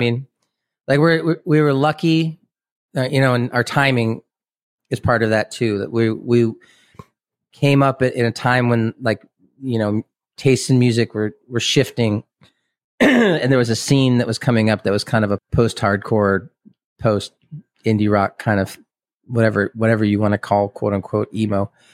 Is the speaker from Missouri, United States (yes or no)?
yes; Kansas City, Missouri, United States; moved away as an adult; also born or lived in Boston; now in Lawrence, Kansas, United States; we grew up in Kansas City, and I grew up on the Missouri side